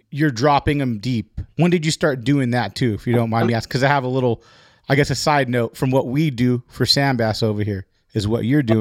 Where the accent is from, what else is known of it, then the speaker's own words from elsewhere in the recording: California, United States; It's uh, Orange County.